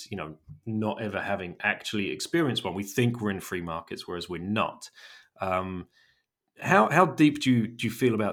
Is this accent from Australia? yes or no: no; Germany; English is a second language; for people uh, of your of my age growing up in Germany, uh, you know, I remember the wall coming down